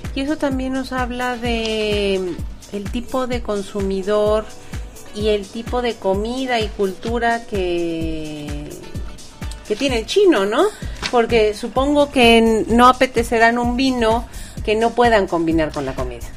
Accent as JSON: {"language": "Spanish", "country": "Mexico", "said": "un país como México, donde no consumimos tanto"}